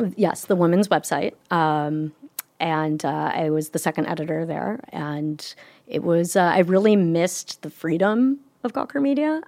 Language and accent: English; Michigan, United States; my hometown in Michigan